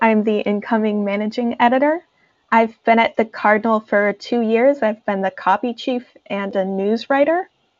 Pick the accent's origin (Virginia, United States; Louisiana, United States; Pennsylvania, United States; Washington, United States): Virginia, United States; Fairfax; I'm from Fairfax, Virginia, which is right outside of DC. So I'm lucky to be able to go downtown and walk the mall.